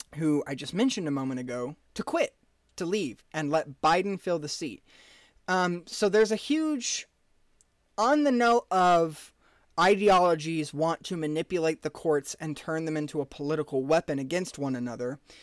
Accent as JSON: {"language": "English", "country": "United States", "said": "American average citizens"}